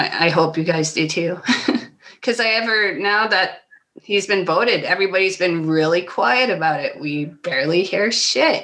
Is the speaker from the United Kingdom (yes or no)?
no; Ontario, Canada; As a Canadian